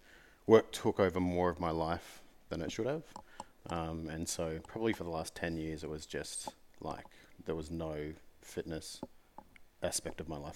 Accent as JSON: {"language": "English", "town": "Gold Coast", "region": "Queensland", "country": "Australia", "tie": "born or raised there", "said": "So when I was a kid, I grew up on the Gold Coast, and so I surfed a lot."}